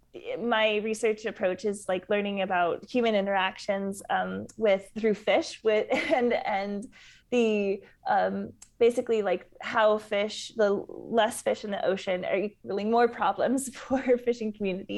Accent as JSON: {"language": "English", "region": "Southern California", "country": "United States", "tie": "born or raised there", "also_born_or_lived": "Peru", "moved": "yes", "said": "growing up in Southern California"}